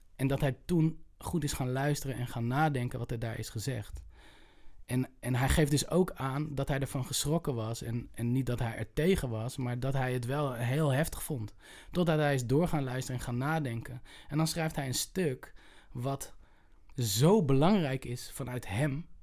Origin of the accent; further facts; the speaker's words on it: Utrecht, Netherlands; ik kom uit Utrecht.